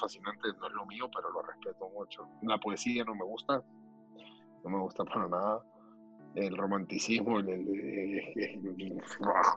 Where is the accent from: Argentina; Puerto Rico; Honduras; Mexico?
Honduras; San Pedro Sula, Cortés; moved away as an adult; now in United States; Yo nací en la ciudad de San Pedro Sula